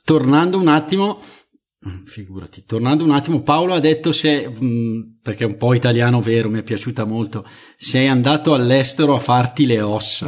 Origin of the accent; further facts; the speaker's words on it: Italy; io sono già italiano, mm. eh, eh gi- giusto, perché sono nato in Italia